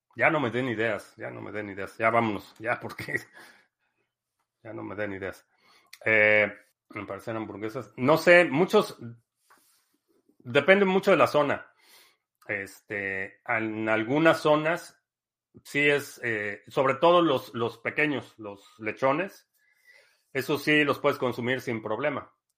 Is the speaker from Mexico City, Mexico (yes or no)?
yes; Mexico City, Mexico; now in United States; crecí en, en la Ciudad de México, o en centros urbanos